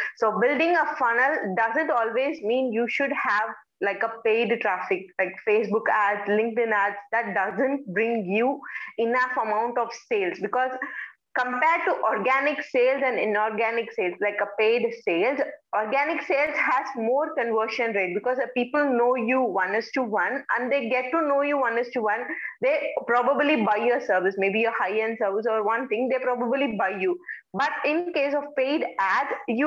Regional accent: India; I'm from India.

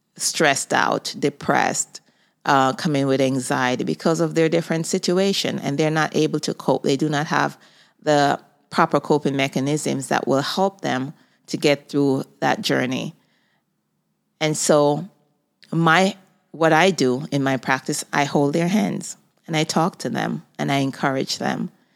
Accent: Jamaica; moved away as an adult; now in United States; I was born in Jamaica. I moved to the United States at the age of twenty-two years old

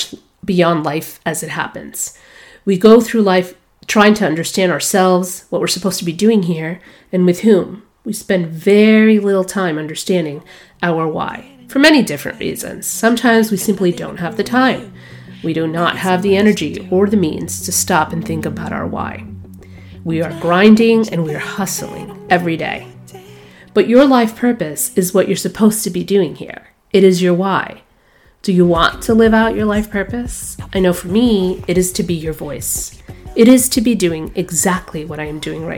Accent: New York City, New York, United States; moved away as an adult; also born or lived in Boston; I was born in Brooklyn, New York, so grit, resilience, and perseverance form a natural part of who I am. I grew up in New York City in the 1980s

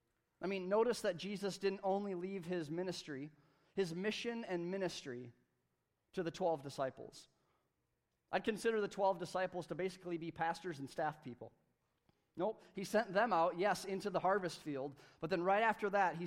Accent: United States; they brought it through my hometown. And I can remember there was a parade, and they came over the bridge in Hastings, just a few miles south of here

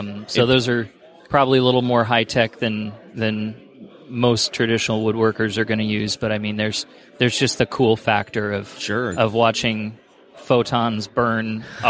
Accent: Walnut Creek, California, United States; Walnut Creek, California.

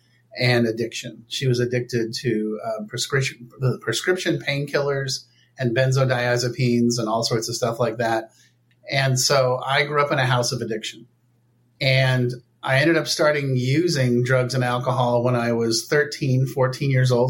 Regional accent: Palo Alto, California, United States; I grew up in Palo Alto, California.

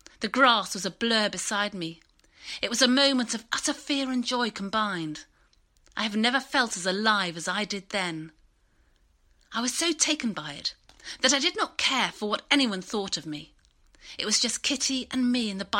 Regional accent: Bath, South West England, United Kingdom; I used to cycle to school, and I grew up in Bath

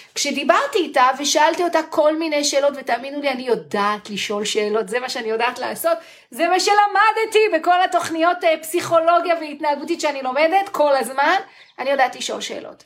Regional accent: Israel

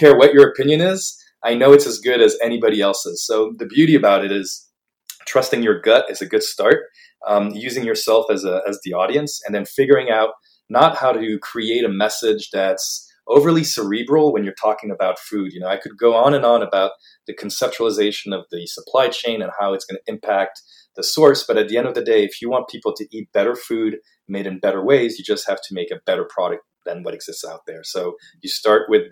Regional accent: Paris, Île-de-France, France; moved away as an adult; now in United States; I grew up in Paris.

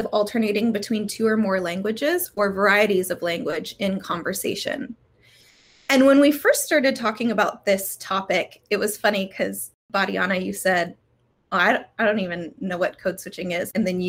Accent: United States; born there; first language English; Well, I was born here in the States and my first language was English.

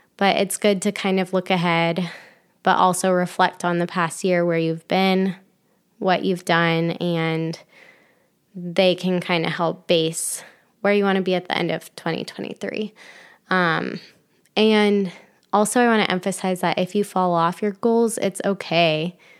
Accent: Ohio, United States; moved away as an adult; also born or lived in Florida; now in Michigan, United States; I grew up in Ohio

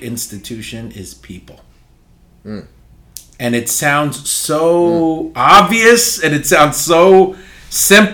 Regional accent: New York City, New York, United States; I was born and raised in Upper Manhattan, the uppermost tip of Manhattan, which is right on the border of Washington Heights and Inwood

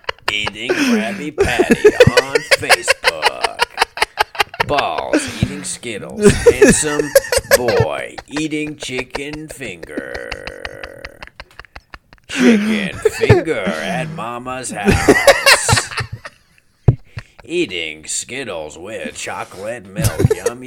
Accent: Kentucky, United States; I'm a very intelligent guy. I'm just from rural Kentucky.

